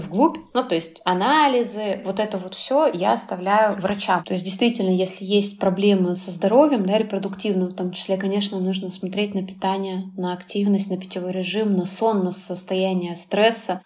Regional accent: Chelyabinsk, Chelyabinsk Oblast, Russia; moved away as an adult; now in Saint Petersburg, Russia; в Челябинске, в моем родном городе

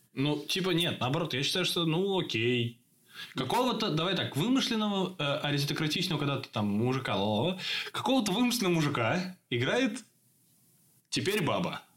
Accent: Russia; now in Czech Republic; я из России

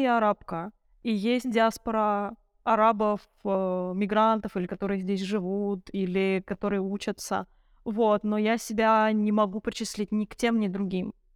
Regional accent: Moscow, Russia; Я выросла в Москве и ходила в российскую школу

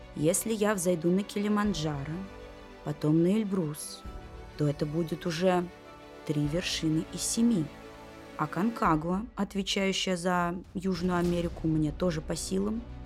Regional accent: Moscow, Russia; нашу московскую неестественность жизнь

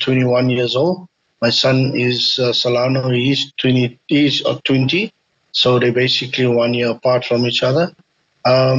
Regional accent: South Africa; I was actually born in South Africa

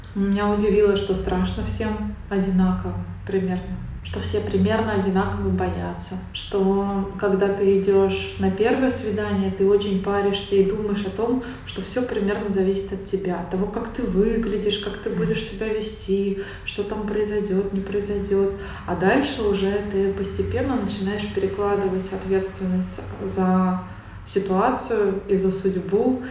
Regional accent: Tatarstan, Russia; moved away; я выросла и живу в Татарстане, у нас здесь есть некоторая специфика всего

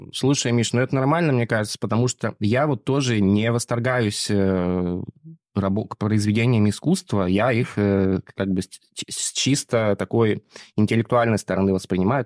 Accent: Barnaul, Altai Krai, Russia; moved away; я вообще родом из Барнаула

